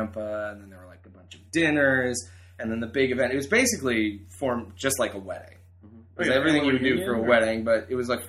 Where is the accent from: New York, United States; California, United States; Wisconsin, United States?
Wisconsin, United States; moved away; I grew up in Wisconsin, a very lovely place